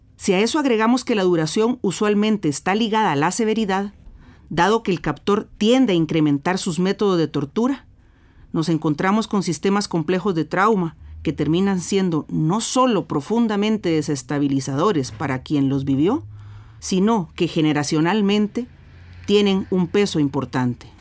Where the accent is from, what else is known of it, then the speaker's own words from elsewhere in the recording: Guatemala; now in Costa Rica; soy psicóloga clínica guatemalteca. Eh, ahora resido en Costa Rica